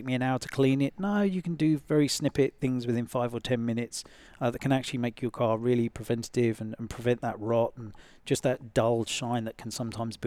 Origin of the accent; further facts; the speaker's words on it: England, United Kingdom; moved away; I come from England